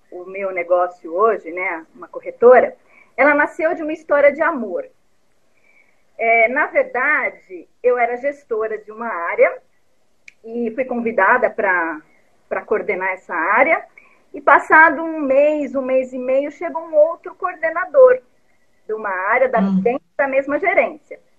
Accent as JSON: {"language": "Portuguese", "town": "Vargem Grande do Sul", "region": "São Paulo", "country": "Brazil", "tie": "born there", "said": "Eu sou nascida em Vargem Grande do Sul, uma cidadezinha do interior, e desde sempre eu quis morar numa cidade grande. Então eu saí muito cedo de lá, né?"}